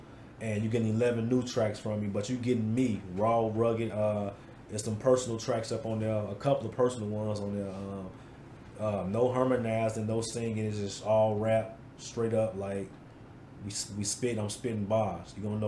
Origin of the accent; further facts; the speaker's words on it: Chicago, Illinois, United States; now in Wisconsin, United States; The United Center in Chicago. Okay. My hometown.